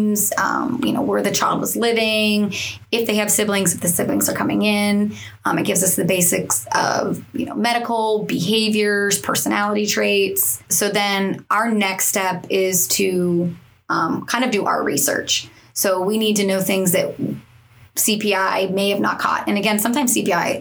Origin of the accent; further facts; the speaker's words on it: East Coast of Florida, United States; I'm from the East Coast of Florida